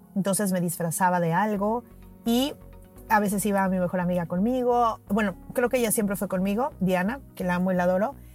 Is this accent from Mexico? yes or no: yes; Mexico City, Mexico; Yo soy de la Ciudad de México y en la Ciudad de México, en las escuelas desde muy pequeños hacemos simulacros